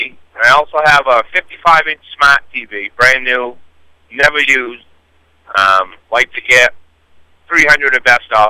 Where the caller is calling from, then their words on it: Livermore Falls, Maine, United States; Livermore Falls.